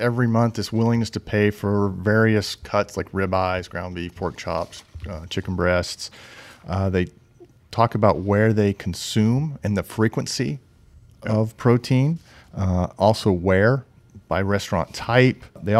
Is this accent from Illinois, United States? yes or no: yes; Illinois, United States; Well, I grew up in Illinois